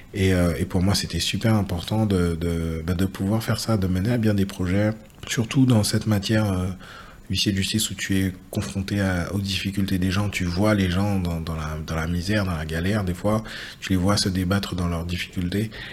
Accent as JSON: {"language": "French", "country": "Guadeloupe", "tie": "born or raised there", "also_born_or_lived": "Île-de-France", "moved": "as an adult", "said": "je suis originaire de Guadeloupe. mon père est mandalien et ma mère est des J'ai grandi une partie de mon enfance en Île-de-France où je suis né. Euh, et, j'ai passé euh, de 7 à 21 ans en Guadeloupe"}